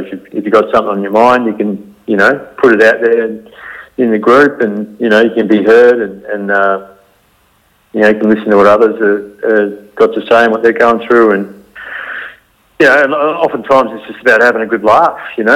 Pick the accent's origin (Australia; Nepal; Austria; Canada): Australia; our Western culture of growing up in Australia